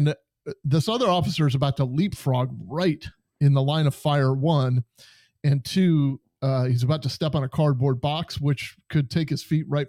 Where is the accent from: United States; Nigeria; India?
United States; Western New York; I'm from Western New York, so this is probably about 4 hours away, maybe 5 hours away from where I was born and raised